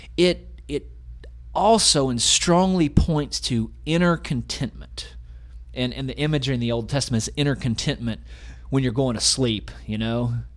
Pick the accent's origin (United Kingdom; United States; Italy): United States; Georgia; we had an Advent wreath at Peach Crest Christian Church in the 90s, where I grew up in Georgia